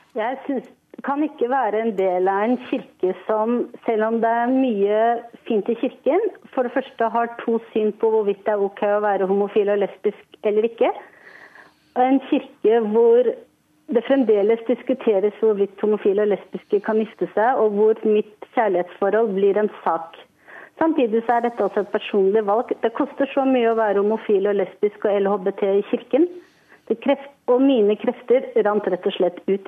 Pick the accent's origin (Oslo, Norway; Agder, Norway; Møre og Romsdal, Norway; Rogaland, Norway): Oslo, Norway; Jeg er født i Oslo, jeg har vokst opp i Oslo. Oslo er min by.